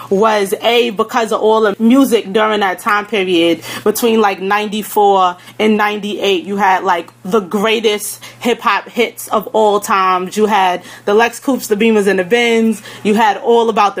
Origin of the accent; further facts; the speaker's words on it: New York City, New York, United States; I am from Southside, Jamaica, Queens.